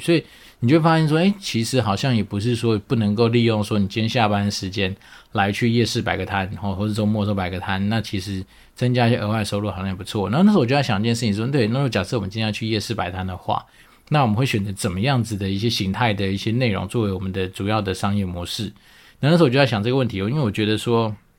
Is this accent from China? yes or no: no; Taoyuan, Taiwan; moved away; 可能去桃园吧，我的老家